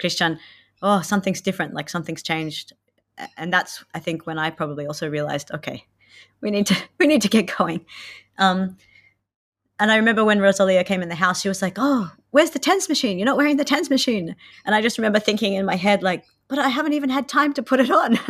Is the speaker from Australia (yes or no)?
yes; Australia; moved away as an adult; now in Finland; I'm from Australia, and I've lived in Finland for eight years.